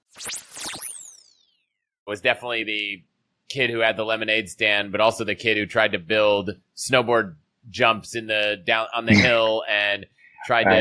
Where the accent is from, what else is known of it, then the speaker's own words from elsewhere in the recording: Virginia outside DC, United States; moved away as an adult; also born or lived in Colorado; I grew up in Virginia outside DC, went to college in Colorado